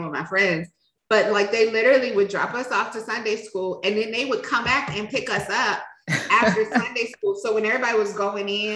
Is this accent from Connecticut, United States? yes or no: no; Richmond, Virginia, United States; we grew up in Richmond. I spent half of my childhood in an area, Northside, my whole childhood in Northside, but in an area called Battery Park